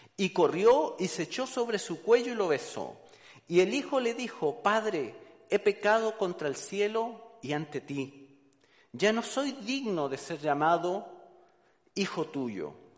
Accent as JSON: {"language": "Spanish", "country": "Chile", "moved": "yes", "said": "soy chileno, de Chile, colocolino de corazón"}